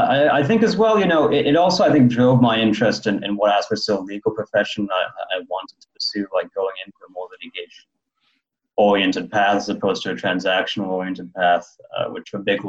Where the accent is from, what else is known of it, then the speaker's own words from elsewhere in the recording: London, United Kingdom; born there; Well, I was born in London, and so a British citizen as well as a Canadian citizen